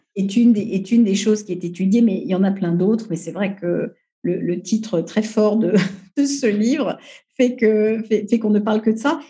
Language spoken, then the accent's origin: French; Paris, Île-de-France, France; je suis une parisienne, une euh, troisième génération